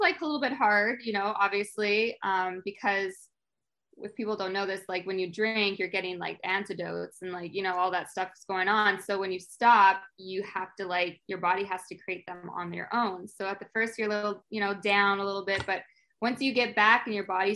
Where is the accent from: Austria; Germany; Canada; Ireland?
Canada; I'm Canadian.